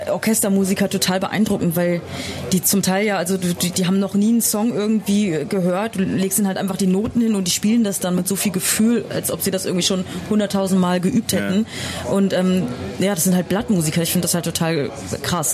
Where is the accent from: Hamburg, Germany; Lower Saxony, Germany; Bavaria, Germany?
Lower Saxony, Germany; Bad Essen; now in Berlin, Germany; ich komme aus Niedersachsen. Ich komme aus der Nähe von Osnabrück, aus Bad